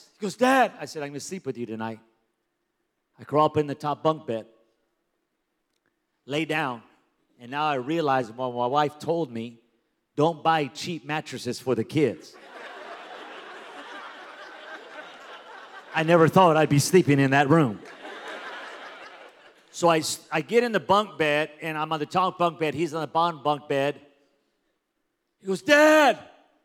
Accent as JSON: {"language": "English", "town": "Pico Rivera", "region": "California", "country": "United States", "tie": "born or raised there", "moved": "yes", "lives_now": "Las Vegas, United States", "said": "I grew up in Pico Rivera, California."}